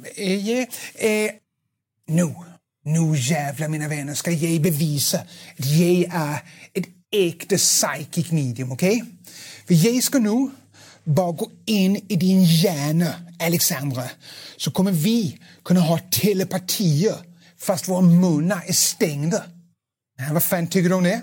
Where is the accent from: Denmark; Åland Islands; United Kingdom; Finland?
Denmark; accent: Danish; Swedish is a second language; moved away; jag är dansk, det kan bli en liten, svag dansk brytning